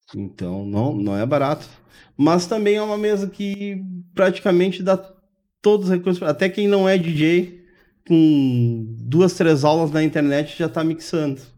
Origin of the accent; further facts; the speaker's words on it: Brazil; eu morei no Maitá, me criei no Maitá ali